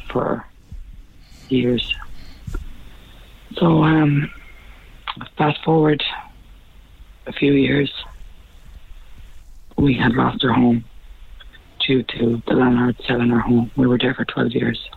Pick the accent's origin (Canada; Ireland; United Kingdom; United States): Ireland; Ennis, Munster; moved away; Like I'm originally from Ennis, okay. County Clare myself.